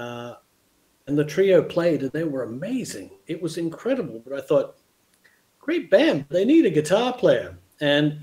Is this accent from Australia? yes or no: yes; Canberra, Australian Capital Territory, Australia; moved away as an adult; also born or lived in Los Angeles, United States; now in Spain; I grew up in Canberra